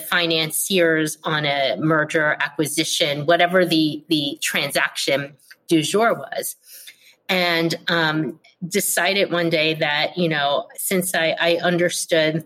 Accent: Philadelphia, Pennsylvania, United States; moved away as an adult; also born or lived in Texas / Jersey City / New York City / Providence, Rhode Island; I was born and raised in Philadelphia, where I currently live

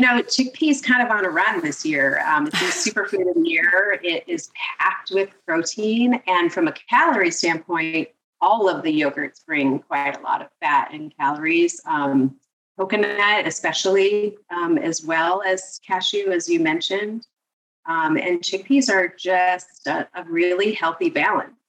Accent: Seattle, Washington, United States; moved away as an adult; also born or lived in northern New Jersey / India; now in New Jersey, United States; I'm originally from Seattle I was born and raised in Seattle

